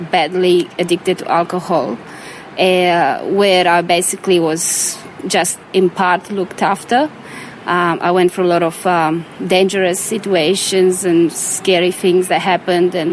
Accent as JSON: {"language": "English", "country": "Romania", "tie": "born or raised there", "said": "So, born in Romania, bred in Romania. Yeah, I was born in Romania um, during communism"}